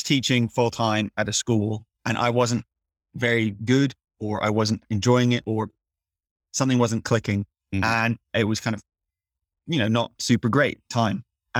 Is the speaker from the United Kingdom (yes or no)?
yes; South of England, United Kingdom; now in Leeds, United Kingdom; I actually moved to Leeds partly because I knew it would facilitate a lower cost of living, because I'm from the South.